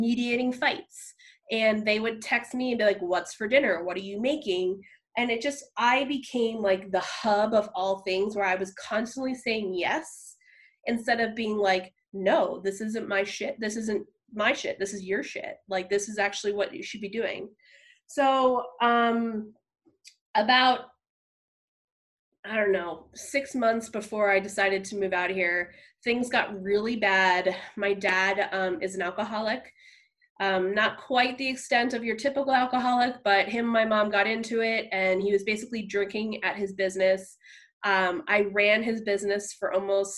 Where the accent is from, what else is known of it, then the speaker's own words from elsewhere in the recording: New Jersey, United States; moved away as an adult; I grew up in New Jersey. And so I moved out here about 8 years ago in July for a new job and a new experience